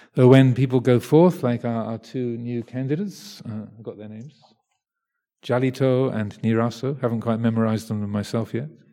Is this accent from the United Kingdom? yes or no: yes; England, United Kingdom; I'm English